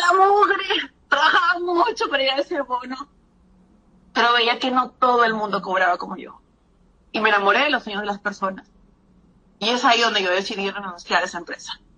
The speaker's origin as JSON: {"language": "Spanish", "country": "Peru", "said": "yo soy peruana"}